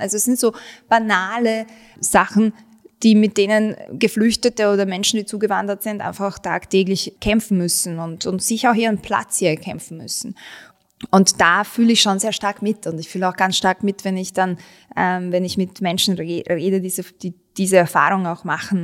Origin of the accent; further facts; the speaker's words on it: Vienna, Austria; also born or lived in Bosnia and Herzegovina; ich bin in Wien aufgewachsen, ich bin in Favoriten aufgewachsen, Favoriten und Wien sind meine Heimat